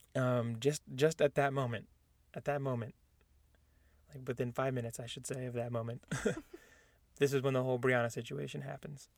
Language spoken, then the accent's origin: English; San Diego, California, United States; I was born in San Diego, California, where I went to Mount Miguel High School in Spring Valley